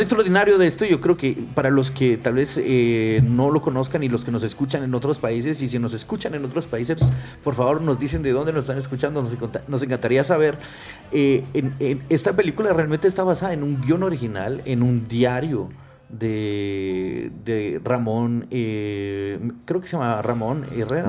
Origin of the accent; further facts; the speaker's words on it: Guatemala; moved away; also born or lived in Mexico; yo nací en Guatemala, crecí en Guatemala, un poco viví en México